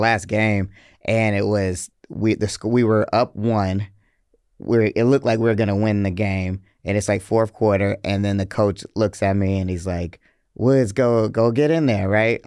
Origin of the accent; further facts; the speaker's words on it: Atlanta, Georgia, United States; also born or lived in Hartford, Connecticut; I grew up on the north side, which is like a suburb of Atlanta, but it feels like I'm from Atlanta